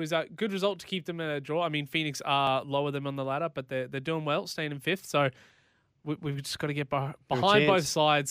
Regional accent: Australia; I'm actually struggling with proving that I'm Australian.

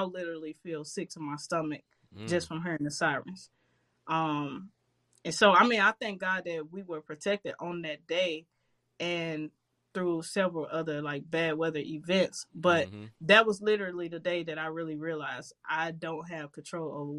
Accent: St. Louis, Missouri, United States; I grew up in Walnut Park, crazy neighborhood in St. Louis.

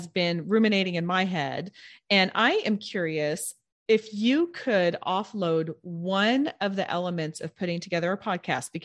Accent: Edmond, Oklahoma, United States; moved away as an adult; also born or lived in Tulsa, Oklahoma; now in Houston, United States; I grew up in Edmond, which is a northern suburb of Oklahoma City. And then I moved to Tulsa during high school.

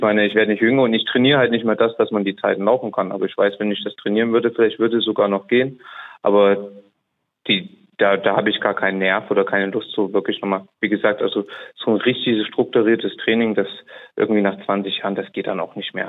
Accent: Saarbrücken, Saarland, Germany; also born or lived in Neubrandenburg; ich komme aus Saarbrücken, ähm, wohne und lebe da zumindest hauptwohntechnisch noch

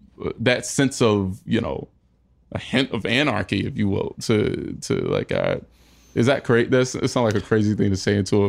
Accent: North Carolina, United States; North Carolina.

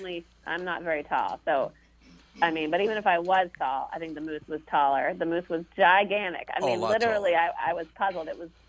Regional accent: Massachusetts, United States; now in California, United States; I grew up in New England, outside Boston, and you know, mosquitoes were part of our summer life.

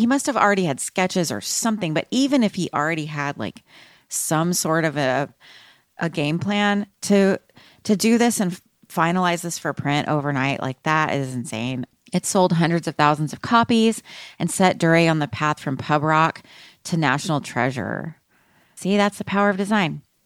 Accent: Austin, Texas, United States; I'm from Austin

